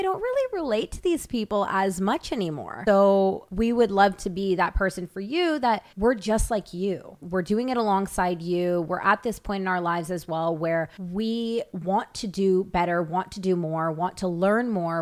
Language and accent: English; Toronto, Ontario, Canada; moved away as an adult; now in Los Angeles, United States; I'm from Toronto, Canada